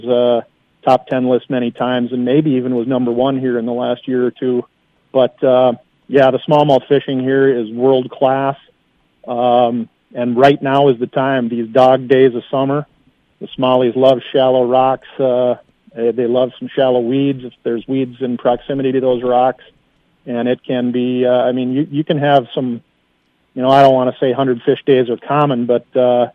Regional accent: Litchfield, Minnesota, United States; I grew up in Litchfield, Minnesota

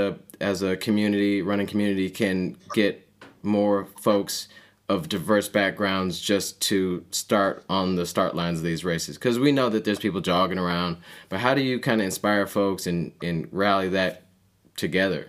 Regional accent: Detroit, Michigan, United States; I'm from the Detroit area

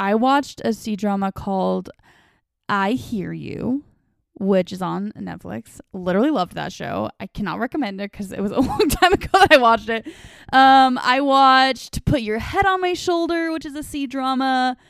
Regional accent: the West, United States; And like I already said, I grew up in the West.

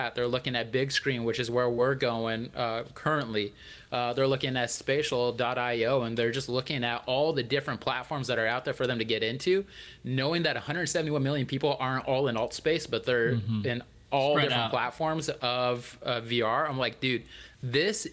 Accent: Albuquerque, New Mexico, United States; moved away; also born or lived in Colorado Springs; I grew up in Albuquerque, so that's, all right, that's my home state.

